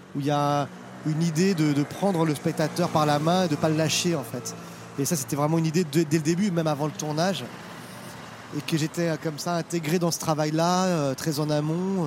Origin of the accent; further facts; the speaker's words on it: Paris, Île-de-France, France; moi je suis parisien